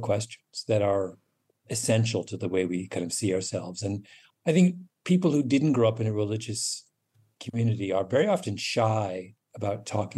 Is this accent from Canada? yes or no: yes; Canada; also born or lived in England; my Canada memories